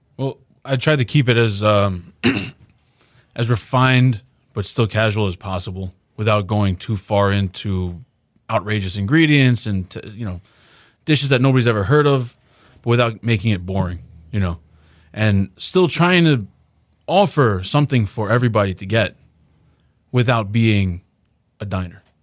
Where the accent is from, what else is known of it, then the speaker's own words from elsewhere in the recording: New York, United States; moved away as an adult; now in Houston, United States; I grew up in New York. I was born there